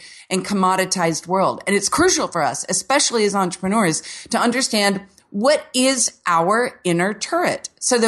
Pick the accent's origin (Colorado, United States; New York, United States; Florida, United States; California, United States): Florida, United States; Orlando; I'm from Orlando where the city was basically settled by Walt Disney in the 60s and 70s. So here, everything is like a square Florida home